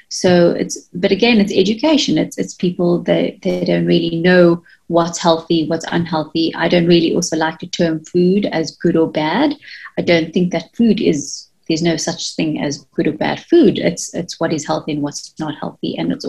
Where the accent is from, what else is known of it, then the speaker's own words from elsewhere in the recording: India; I'm using myself as an example, being Indian myself, we tend to want to eat the traditional type of foods